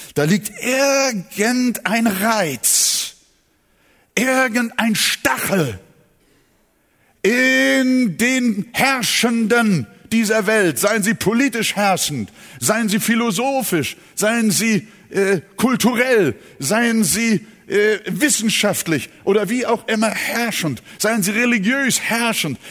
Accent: Germany; hier bei uns in Deutschland

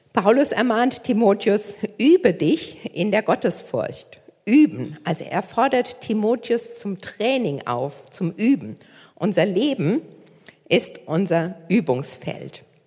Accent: near Koblenz, Rhineland-Palatinate, Germany; moved away as an adult; now in Hamburg, Germany; Ich komme ursprünglich nicht aus Hamburg. Äh, ich komme aus der Nähe von Koblenz

